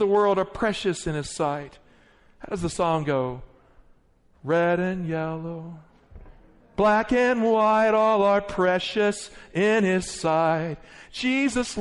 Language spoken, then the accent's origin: English; the Appalachians of Virginia, United States; I grew up in poverty in the Appalachians of Virginia